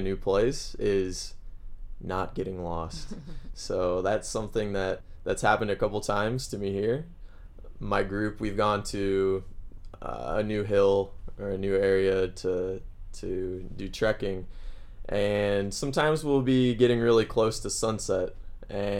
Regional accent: Missouri, United States; moved away as an adult; now in Santiago, Chile; I'm from the Midwest in the U.S. where it's pretty flat.

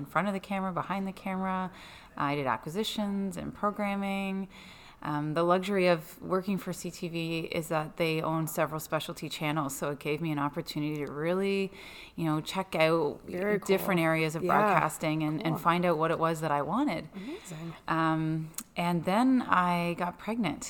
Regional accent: Petawawa, Ontario, Canada; I was born in Petawawa, Ontario, which is an army base

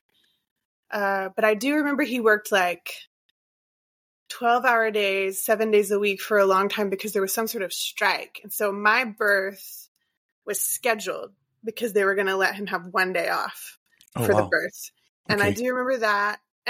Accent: Port Arthur, Texas, United States; also born or lived in Round Rock, Texas; I'm from the Golden Triangle area of Southeast Texas. So between Beaumont, Port Arthur, and Orange. And so I was born in Port Arthur and lived in the area except for that year or so.

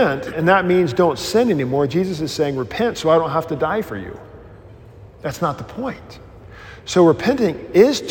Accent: Mississippi, United States; I grew up in Baptistville in Mississippi

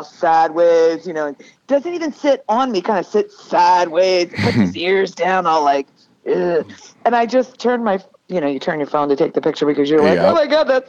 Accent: Amish country of Pennsylvania, United States; I'm from the Amish country of Pennsylvania

